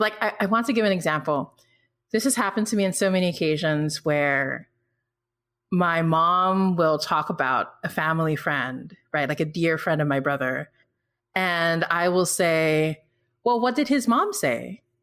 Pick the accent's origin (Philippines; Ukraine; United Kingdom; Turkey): Philippines; born or raised there; also born or lived in Singapore